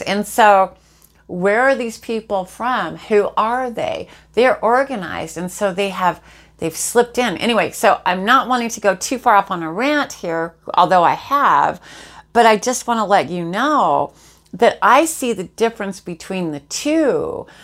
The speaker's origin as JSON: {"language": "English", "town": "Jacksonville", "region": "Florida", "country": "United States", "tie": "born or raised there", "said": "I live in Jacksonville, Florida. This is this is my hometown. I'm native to here"}